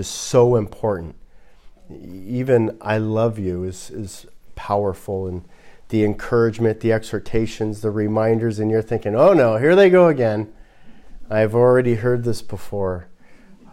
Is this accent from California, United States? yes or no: yes; Los Angeles, California, United States; I'm from Los Angeles. So I'm a person from Los Angeles